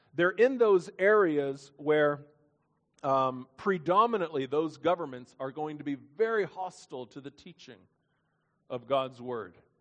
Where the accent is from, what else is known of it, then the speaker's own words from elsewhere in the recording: Lexington, Kentucky, United States; my hometown in Lexington, Kentucky